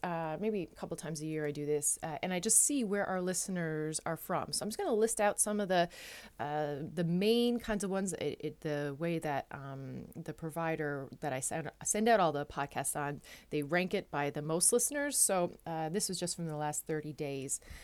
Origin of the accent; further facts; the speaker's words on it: Newfoundland and Labrador, Canada; moved away as an adult; now in Netherlands; I am a Newfoundlander and Canadian coming to you from a city just south of Amsterdam in the Netherlands